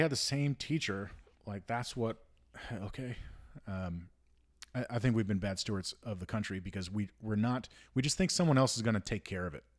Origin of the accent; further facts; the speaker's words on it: United States; as an American